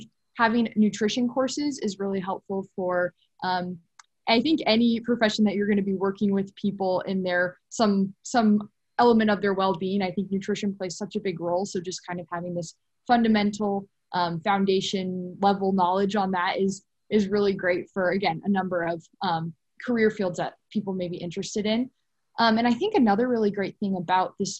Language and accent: English; Lincoln, Nebraska, United States; I'm from Lincoln, Nebraska